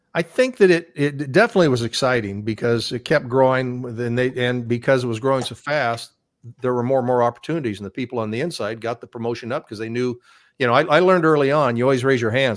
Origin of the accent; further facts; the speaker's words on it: Iowa, United States; doing a live show from my hometown via satellite, and no one had ever done a satellite uplink from our ho-, little state in Iowa